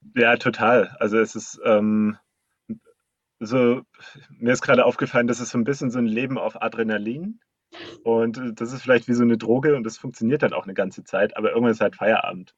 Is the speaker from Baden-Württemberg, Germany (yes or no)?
yes; Black Forest, Baden-Württemberg, Germany; moved away; ich bin im Schwarzwald aufgewachsen, in einem kleinen Städtchen